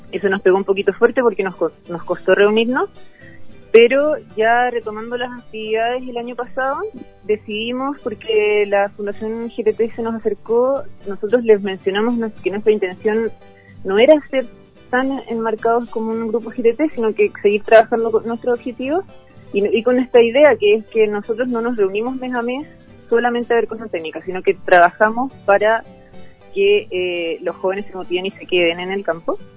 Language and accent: Spanish; Río Bueno, Los Ríos, Chile; Yo toda mi vida me quedé en el campo. Mi familia tiene una lechería, yo soy del sector de Río Bueno eh, cerca de bueno